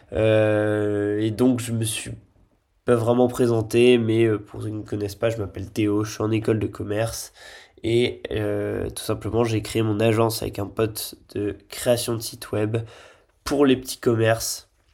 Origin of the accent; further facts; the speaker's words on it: Lille, Hauts-de-France, France; moved away as an adult; also born or lived in Nice; je suis lillois de base